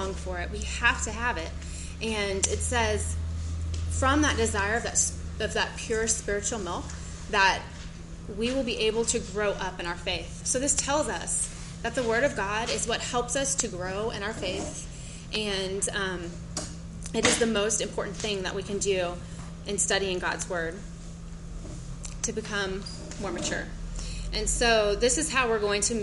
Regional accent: Gainesville, Florida, United States; I am from Gainesville, Florida. My husband is the college minister there

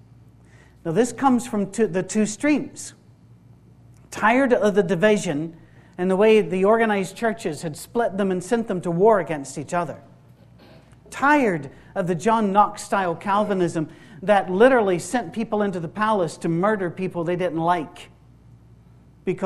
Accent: Isle of Skye, Scotland, United Kingdom; I'm from the Isle of Skye, that's the west of Scotland as well.

